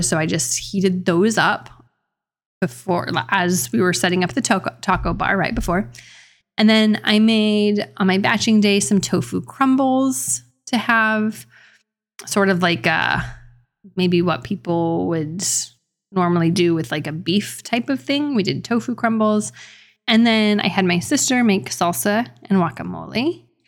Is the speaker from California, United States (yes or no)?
no; New Mexico, United States; I'm from New Mexico